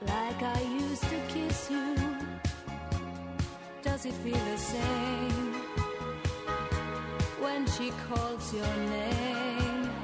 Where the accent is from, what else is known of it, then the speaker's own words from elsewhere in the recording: Salamanca, Castile and León, Spain; Hola, buenas … de Salamanca